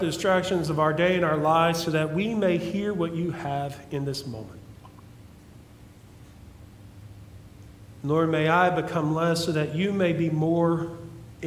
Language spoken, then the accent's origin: English; West Virginia, United States; also born or lived in Kentucky; I'm here back in West Virginia